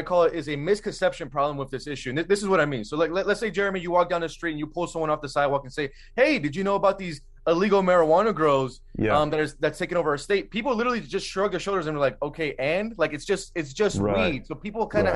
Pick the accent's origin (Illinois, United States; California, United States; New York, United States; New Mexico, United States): California, United States; Palmdale; my hometown, I mean, where I'm at even right now, it's in Palmdale, California